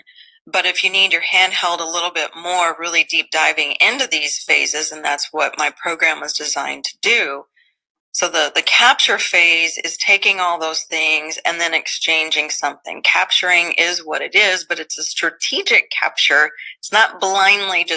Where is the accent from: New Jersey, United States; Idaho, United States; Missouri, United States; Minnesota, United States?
Missouri, United States; Southeast; I grew up in Southeast Missouri